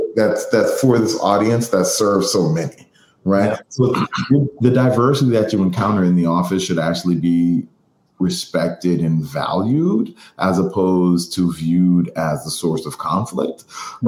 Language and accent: English; Boston, Massachusetts, United States; I'm from Boston. I'm from Mattapan